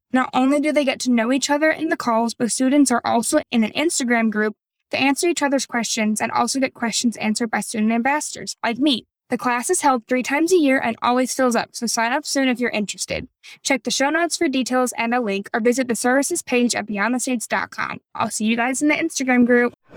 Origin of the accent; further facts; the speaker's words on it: Indiana, United States; moved away as an adult; now in Rotterdam, Netherlands; I'm from Indiana